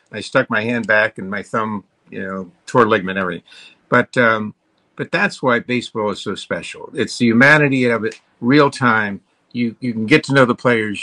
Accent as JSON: {"language": "English", "town": "Tampa", "region": "Florida", "country": "United States", "tie": "born or raised there", "said": "I grew up in Tampa, Florida"}